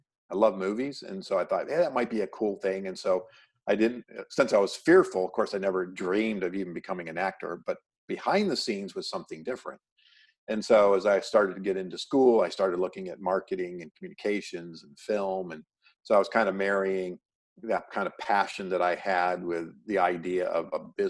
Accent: Oswego, New York, United States; moved away as an adult; now in California, United States; I grew up in upstate New York.

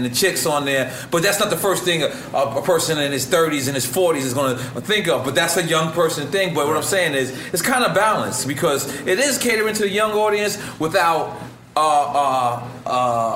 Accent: New York City, New York, United States; I'm from Queens

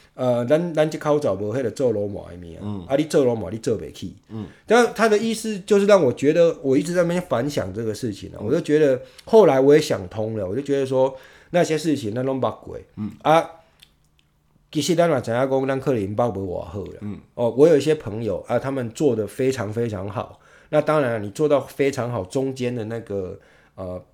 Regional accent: Tainan, Taiwan; moved away; also born or lived in Yunlin / New York / Toronto; 他是到台南去奋斗的，然后呢，就后来就遇到我妈，我妈是台南人嘛， 啊，她就在台南，在娶某生囝，嗯。所以我是在台南出生的

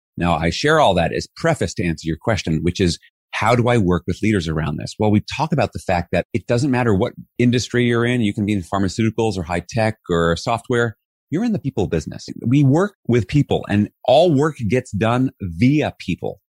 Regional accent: New York City, New York, United States; I was raised in New York City in Flushing, Queens

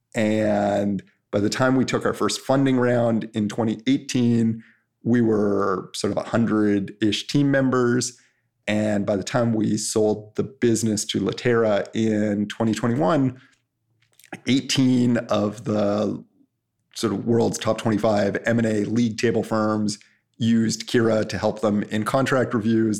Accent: Canada; I'm Canadian

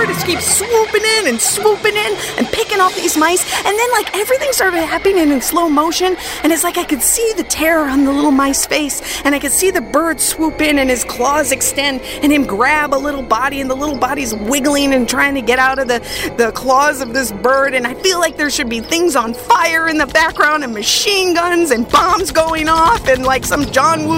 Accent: Minnesota, United States; I grew up in Minnesota, and in Minnesota, lots of people have cabins next to lakes

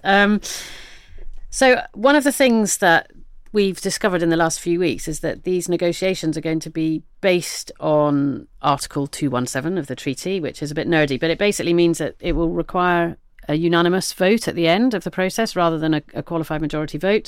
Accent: the Southwest, South West England, United Kingdom; I come from the Southwest

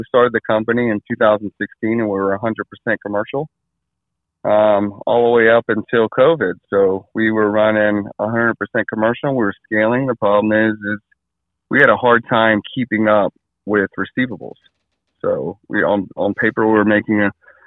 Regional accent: Hawaii, United States; moved away as an adult; now in Maryland, United States; So I am from Hawaii, born and raised there.

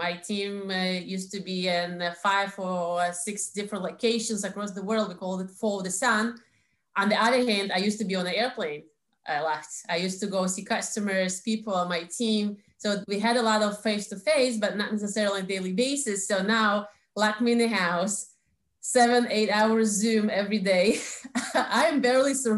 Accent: Saint Petersburg, Russia; accent: Russian; English is a second language; now in Israel; I was born in St. Petersburg, or shall I say Leningrad

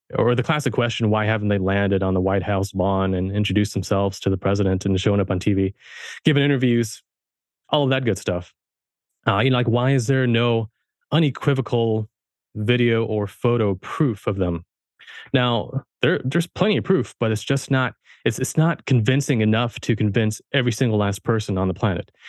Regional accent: Germany; now in United States; I was born in Germany, I was raised German, and so I'm a first, I'm a first generation American.

